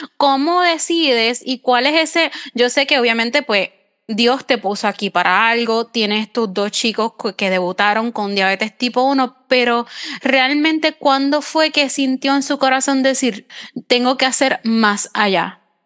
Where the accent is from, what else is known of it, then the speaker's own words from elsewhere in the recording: Puerto Rico; yo soy de Puerto Rico